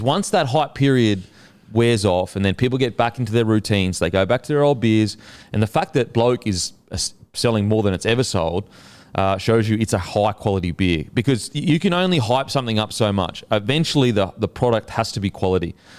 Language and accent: English; Queensland, Australia; as a Queenslander